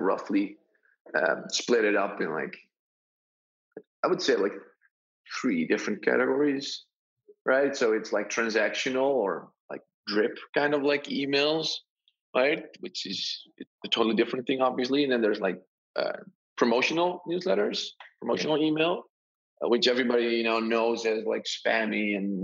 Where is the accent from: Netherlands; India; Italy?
Netherlands; I'm from the Netherlands